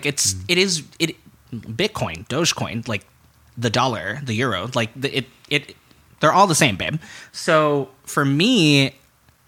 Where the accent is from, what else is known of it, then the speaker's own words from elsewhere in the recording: Chicago, Illinois, United States; I grew up in Wicker Park